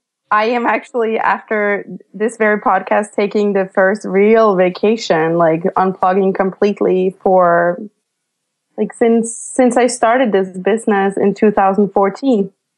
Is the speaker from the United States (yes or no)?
no; Denmark; I'm from Denmark, but at this point I feel like I'm a mix of all the places I've been to and all the places I lived